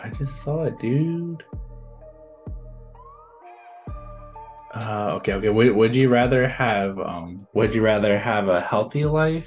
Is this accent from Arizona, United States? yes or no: yes; Flagstaff, Arizona, United States; moved away as an adult; I'm from Flagstaff and it snows